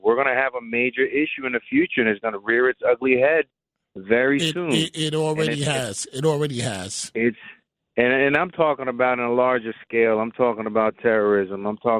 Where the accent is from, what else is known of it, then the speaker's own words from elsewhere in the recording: New York City, New York, United States; moved away as an adult; also born or lived in Florida; now in Westchester, United States; I grew up in Brooklyn. I moved out a while back when I joined the service.